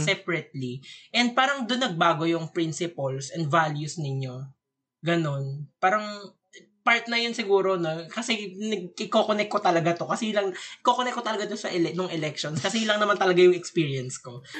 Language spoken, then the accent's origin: Tagalog; Bicol Region, Philippines; moved away; from hometown ko sa Bicol